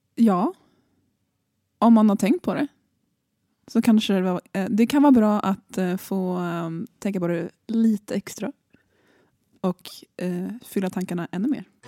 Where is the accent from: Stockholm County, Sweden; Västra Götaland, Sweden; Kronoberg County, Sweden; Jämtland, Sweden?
Stockholm County, Sweden; Nacka; Så jag kommer från Nacka, så jag är från Björknäs.